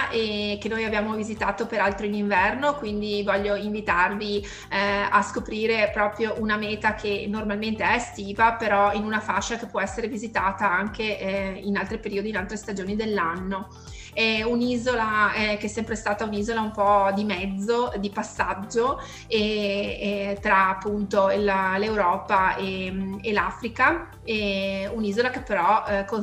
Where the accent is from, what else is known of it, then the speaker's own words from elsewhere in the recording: Vicenza, Veneto, Italy; io sono di Vicenza, eh, cittadina del Veneto